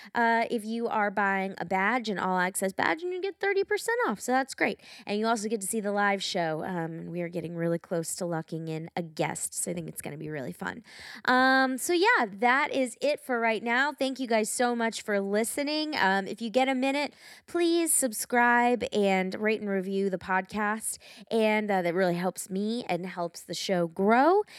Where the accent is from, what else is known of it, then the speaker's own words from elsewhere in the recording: Atlanta, Georgia, United States; I'm from Atlanta